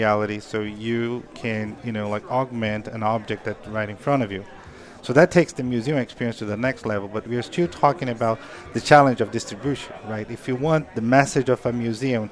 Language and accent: English; Brazil; born or raised there; now in Los Angeles, United States